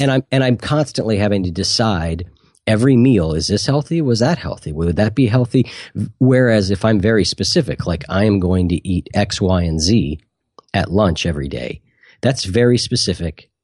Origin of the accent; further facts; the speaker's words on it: Columbus, Ohio, United States; I'm from Columbus, Ohio